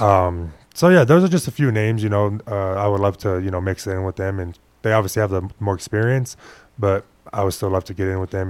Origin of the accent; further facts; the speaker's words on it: Phoenix, Arizona, United States; first language Spanish; English is a second language; moved away as an adult; also born or lived in Des Moines, Iowa; now in Las Vegas, United States; I was born in Iowa. I left when I was like six, seven months, and then I, I grew up in Phoenix